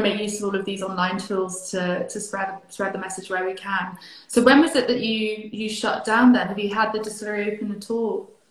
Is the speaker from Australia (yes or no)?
no; Highlands of Scotland, United Kingdom; I am originally from the Highlands of Scotland and Elgin is very close to my heart